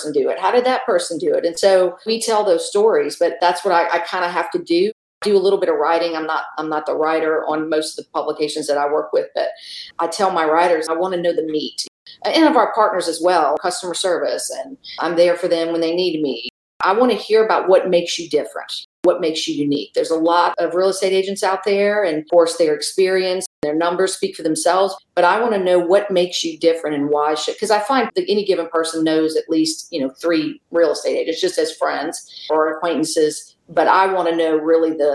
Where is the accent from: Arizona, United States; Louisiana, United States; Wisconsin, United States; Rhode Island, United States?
Louisiana, United States; South; moved away as an adult; now in Tulsa, United States; I was born and raised in South Louisiana.